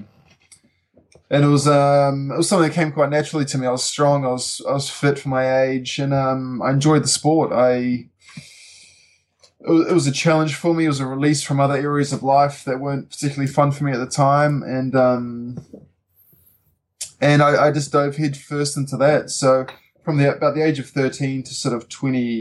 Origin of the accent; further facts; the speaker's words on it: Auckland, New Zealand; moved away as an adult; now in Wanaka, New Zealand; I moved here 5 years ago from Auckland, which is where my younger years, so where I grew up, so the rest of my family is based